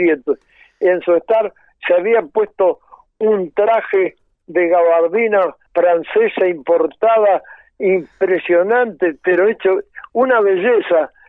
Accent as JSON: {"language": "Spanish", "town": "Concordia", "region": "Entre Ríos", "country": "Argentina", "tie": "born or raised there", "moved": "yes", "said": "en mi pueblo, en Concordia"}